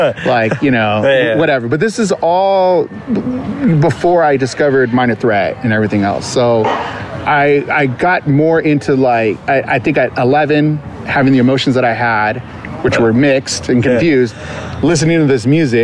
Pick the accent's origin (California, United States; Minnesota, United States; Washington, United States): California, United States; Covina; also born or lived in Upland, California / Inland Empire, California / Glendale, California; I grew up in Covina. I graduated from Northview High School in 97